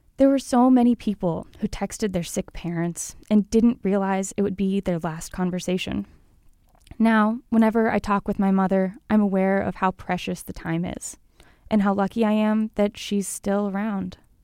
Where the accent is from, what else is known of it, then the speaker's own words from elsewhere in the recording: Colorado, United States; now in Salt Lake City, United States; I'm from Colorado